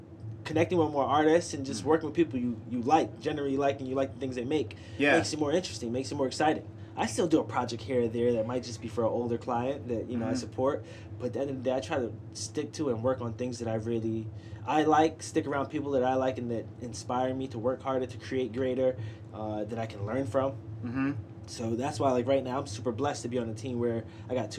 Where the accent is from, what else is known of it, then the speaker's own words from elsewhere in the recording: New York City, New York, United States; I'm from Brooklyn